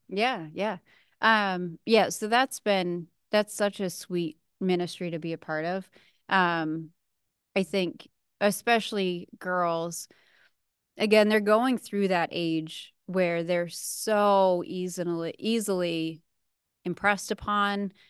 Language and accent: English; New England, New Hampshire, United States; moved away; I grew up in New England, so living in New Hampshire at the time